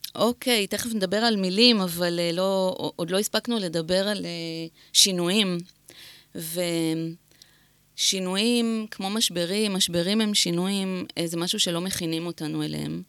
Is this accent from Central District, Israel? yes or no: yes; Netanya, Central District, Israel; גדלתי בנתניה